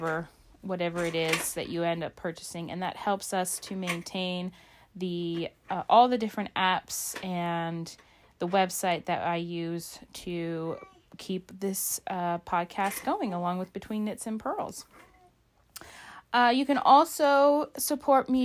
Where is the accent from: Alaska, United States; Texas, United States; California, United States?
Alaska, United States; my home state of Alaska